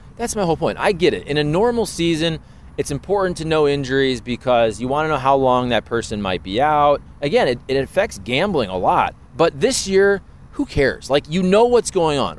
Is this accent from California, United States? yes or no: no; Ohio, United States; moved away; also born or lived in Michigan; growing up in Ohio, you're supposed to hate Michigan